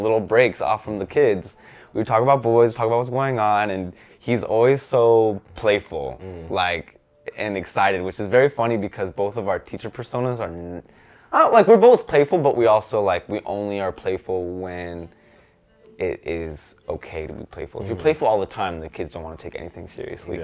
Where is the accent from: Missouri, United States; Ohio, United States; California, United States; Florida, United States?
California, United States; Orange County, Southern; moved away as an adult; we are from Southern California